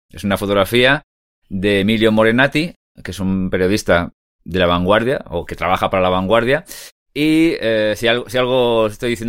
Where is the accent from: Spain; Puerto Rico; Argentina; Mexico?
Spain; Catalonia; now in Madrid, Spain